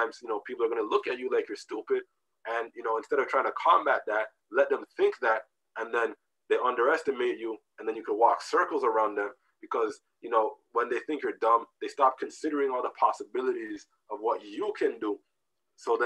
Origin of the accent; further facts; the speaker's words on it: Canada; also born or lived in Jamaica; I came to Canada when I was, I don't know, two and a half